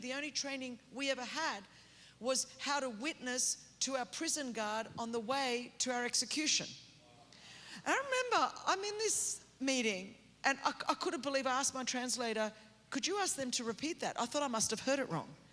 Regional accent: Australia; moved away as an adult; now in California, United States; I grew up in Australia

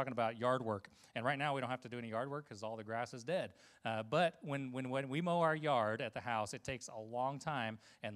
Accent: Costa Rica; moved away; Growing up in Costa Rica

